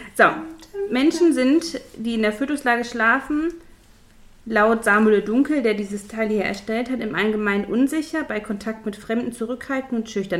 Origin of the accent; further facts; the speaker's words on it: Ruhr area, North Rhine-Westphalia, Germany; hier bei uns im Pott